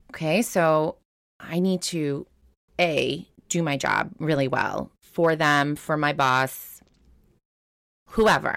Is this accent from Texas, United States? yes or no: no; Long Island, New York, United States; we grew up on Long Island